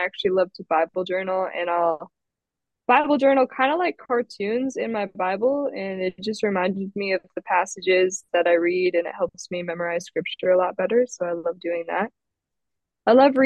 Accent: Minnesota, United States; I grew up in Minnesota, and I'm from Minnesota

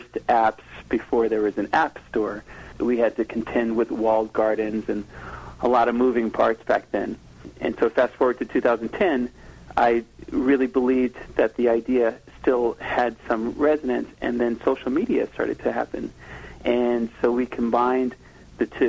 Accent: Washington, District of Columbia, United States; I grew up in Washington, D.C., and my family happened to move around a lot in the metro area there

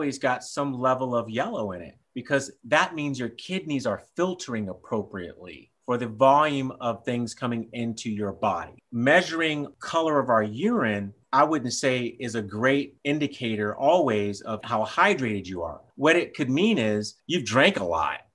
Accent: Texas, United States; I'm from Texas

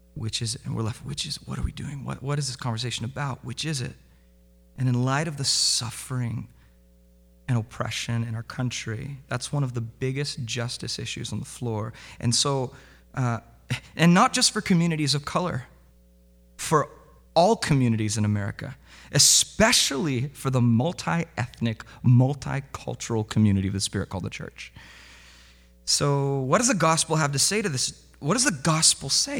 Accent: Southern California, United States; moved away; also born or lived in Vancouver, Washington; this is how I grew up in Southern California

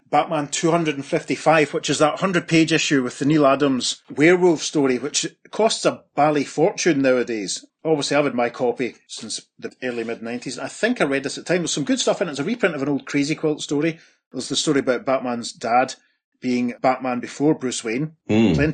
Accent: Scotland, United Kingdom; as a British person, as a Scot

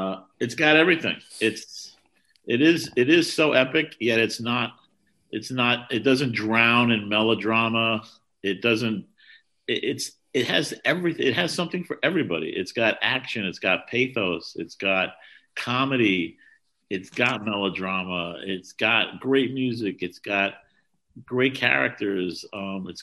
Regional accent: New York City, New York, United States; a theater called the Astral in Washington Heights, where I grew up in New York

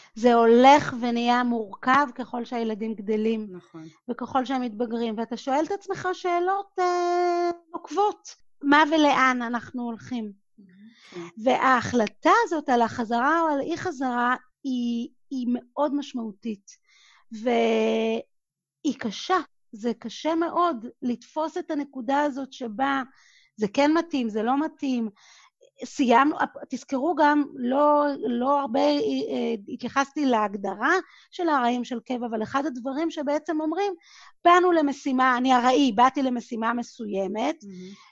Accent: Israel; moved away as an adult; also born or lived in Singapore / New York; אני גדלתי בקיבוץ, בבית ילדים

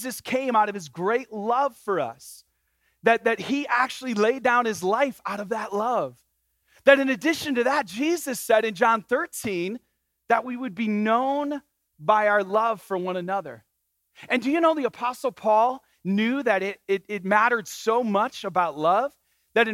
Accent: Michigan, United States; I grew up in Michigan

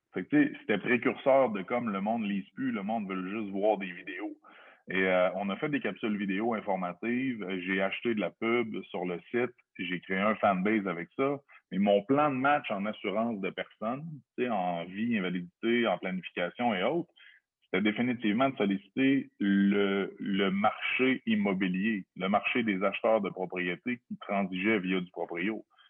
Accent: Lévis, Quebec, Canada; la maison, elle se trouve sur rive sud de Québec. Born and raised depuis, euh, toujours, le 8-3 pour, euh, pour, ceux, qui connaissent. sur la rive sud de Québec, en fait, Charny

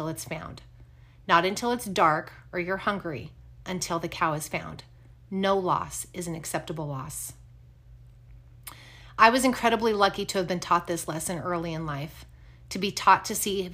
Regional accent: Wyoming, United States; Growing up in Wyoming, I had the opportunity to be surrounded by ranchers

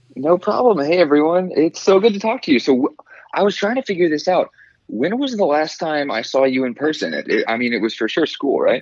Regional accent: Fairhope, Alabama, United States; also born or lived in Atlanta, Georgia; now in Birmingham, United States; so I grew up in Fairhope. Um, I was actually born right outside of Atlanta, Georgia. Um, okay. But I mean, when I turned like three, we moved to Fairhope, so I, I claim Fairhope

